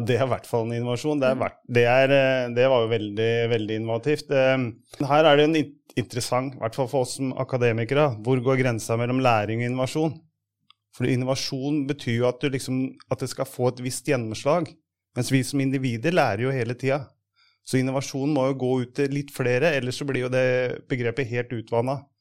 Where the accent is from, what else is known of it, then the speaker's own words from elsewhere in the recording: Hamar, Innlandet, Norway; jeg kommer fra Hamar